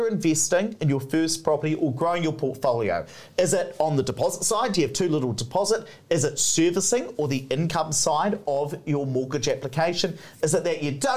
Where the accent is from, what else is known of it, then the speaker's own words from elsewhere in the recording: Hawera, Taranaki, New Zealand; moved away; I come from South Taranaki in Hawera.